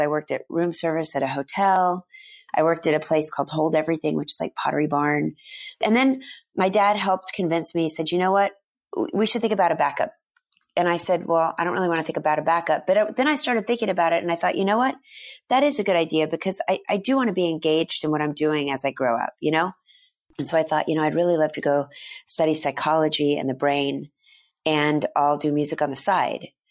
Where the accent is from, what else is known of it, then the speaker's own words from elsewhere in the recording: Dallas, Texas, United States; moved away; I grew up in Dallas, Texas, mostly went to an all-girls school